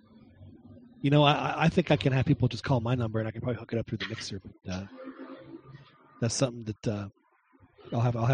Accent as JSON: {"language": "English", "town": "Acapulco", "region": "Guerrero", "country": "Mexico", "tie": "born or raised there", "said": "I grew up swimming in Acapulco."}